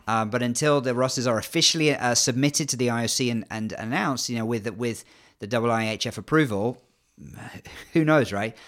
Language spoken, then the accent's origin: English; England, United Kingdom; accent: English; despite the English accent, I'm half Canadian